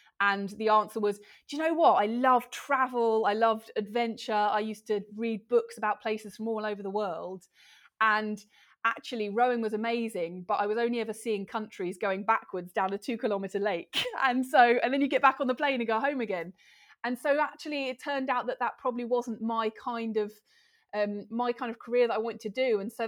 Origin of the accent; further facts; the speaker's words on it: London, United Kingdom; now in Gloucestershire, United Kingdom; Oh, I'm in lovely Gloucestershire, which is my adopted home. I'm from the outskirts of London originally